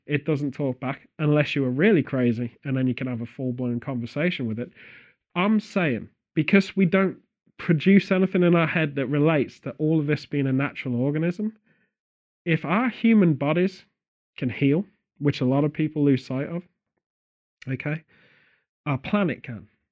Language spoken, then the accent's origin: English; Stratford-upon-Avon, West Midlands, United Kingdom; Stratford-upon-Avon, which is my hometown